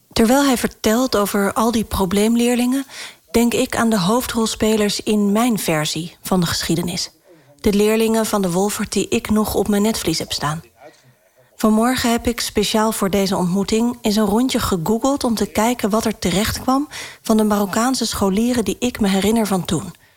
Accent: Rotterdam, South Holland, Netherlands; moved away; In de jaren 90 had ik les van Seur op de Wolvert van Borselen, een zwarte school in Rotterdam

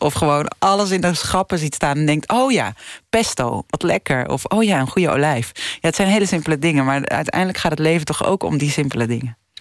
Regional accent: Netherlands; moved away as an adult; now in Colombia; als Nederlandse. Ik, ben, ik blijf toch heel erg Nederlands. Ook al zit ik er nu zeven jaar

